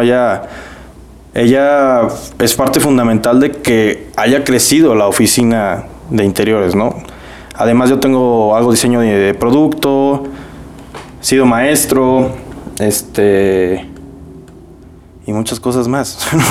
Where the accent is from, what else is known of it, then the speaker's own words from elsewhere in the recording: Mexico; now in Monterrey, Mexico; como mexicanos